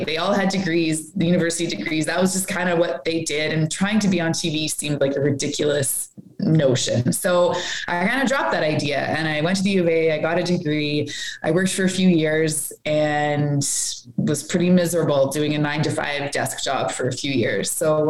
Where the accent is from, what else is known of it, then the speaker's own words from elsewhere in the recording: Edmonton, Alberta, Canada; moved away as an adult; also born or lived in Saskatchewan; now in Calgary, Canada; Born and raised in Edmonton.